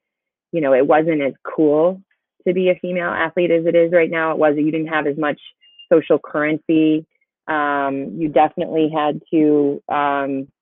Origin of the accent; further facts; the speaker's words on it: Ann Arbor, Michigan, United States; growing up in the Bryant Pattengill neighborhood.